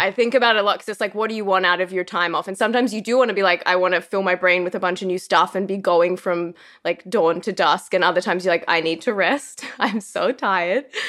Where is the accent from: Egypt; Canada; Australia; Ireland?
Australia; moved away as an adult; also born or lived in Los Angeles; being an Australian in Los Angeles